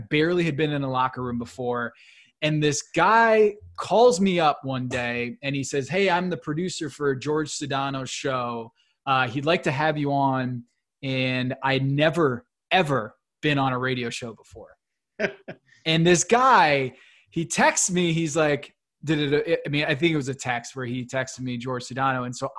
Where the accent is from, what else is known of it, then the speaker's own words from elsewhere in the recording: United States; growing up outside of New York City